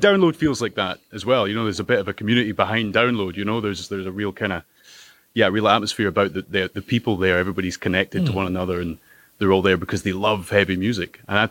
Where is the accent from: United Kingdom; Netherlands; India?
United Kingdom; Kirkcudbright, Scotland; We grew up in Dumfries and Galloway, me and Cam, we're brothers.